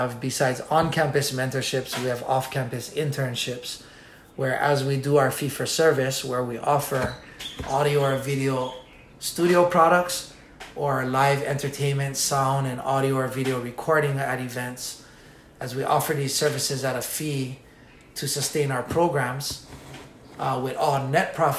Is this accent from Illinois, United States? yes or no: no; Nanakuli, Hawaii, United States; I'm from Nanakuli.